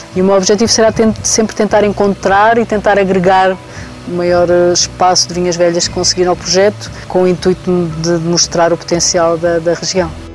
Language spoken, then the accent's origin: Portuguese; Tejo, Ribatejo, Portugal; also born or lived in Lisbon; now in Douro, Portugal; Eu saí, saí do Tejo muito cedo, fui estudar para Lisboa